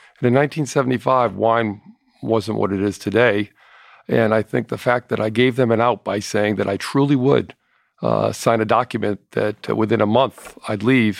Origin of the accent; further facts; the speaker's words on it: Hartford, Connecticut, United States; I grew up in the Hartford area and was recruited by insurance companies to...